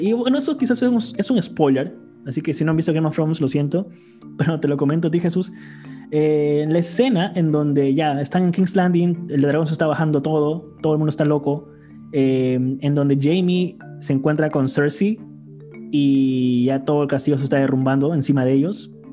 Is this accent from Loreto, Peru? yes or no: yes; Iquitos, Loreto, Peru; yo soy de Iquitos y, para los que nos escuchan y no son de Perú, Iquitos es básicamente una isla en medio del Amazonas, en Perú